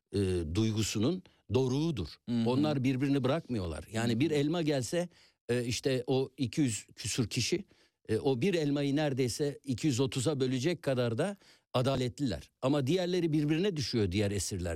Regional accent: Istanbul, Turkey; Ben İstanbul Yeni Leventliyim.

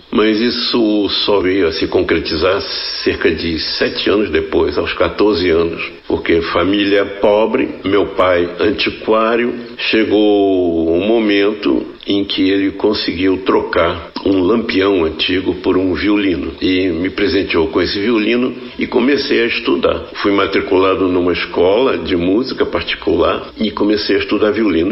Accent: Rio de Janeiro, Brazil; No meu bairro, onde eu nasci, onde vivi até os 20 anos de idade, Santo Cristo, no Rio de Janeiro

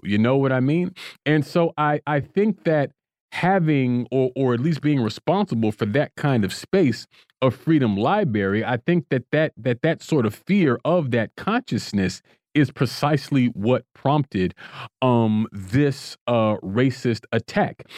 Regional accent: Florida, United States; now in Washington, D.C., United States; my home state of Florida

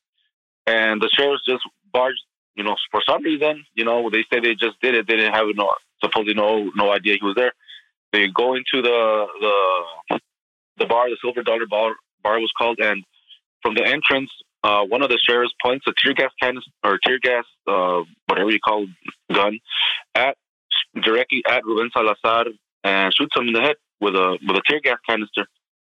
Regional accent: Southwest, United States; as Chicanos, we're a growing majority in many parts of the country, particularly in the Southwest

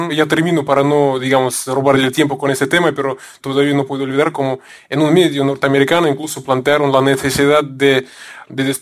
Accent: Russia; Spanish is a second language; como yo soy ruso, y aquí usted sabe que los rusos, la mayoría somos ortodoxos

